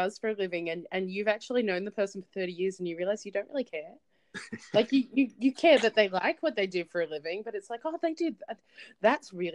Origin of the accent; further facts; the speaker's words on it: Australia; I'm actually Australian